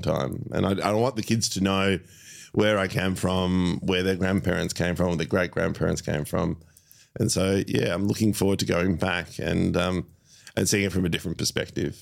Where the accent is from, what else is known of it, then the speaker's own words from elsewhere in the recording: Melbourne, Victoria, Australia; I, I've grown up in Melbourne my whole life.